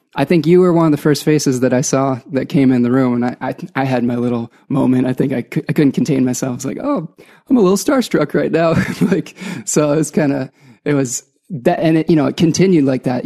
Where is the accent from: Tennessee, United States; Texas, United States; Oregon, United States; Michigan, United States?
Michigan, United States; Ann Arbor; I'm from Ann Arbor, Michigan.